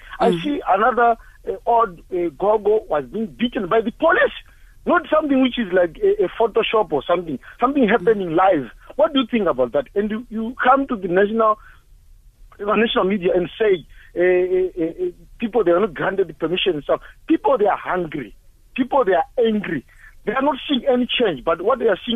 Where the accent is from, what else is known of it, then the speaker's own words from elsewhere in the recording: Zimbabwe; now in KwaZulu-Natal, South Africa; I was born in Zimbabwe. I grew up in Zimbabwe. I went to school in Zimbabwe.